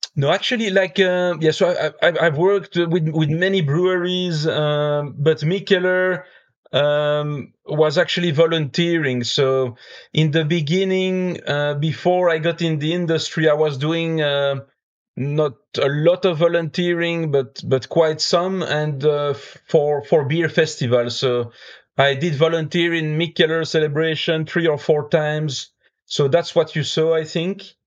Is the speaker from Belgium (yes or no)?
yes; Belgium; also born or lived in United States; now in Finland; I grew up in Belgium, and nowadays I live in Finland